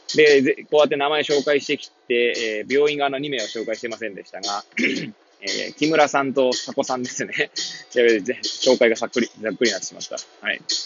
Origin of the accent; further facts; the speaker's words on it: Hachioji, Tokyo, Japan; moved away as an adult; now in Kamaishi, Japan; 八王子生まれ、八王子育ち、震災の前の年から玉石で働く